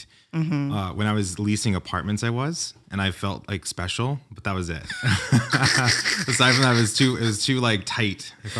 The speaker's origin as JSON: {"language": "English", "region": "New York", "country": "United States", "tie": "born or raised there", "said": "No, I grew up in New York, and my family were like the partiers."}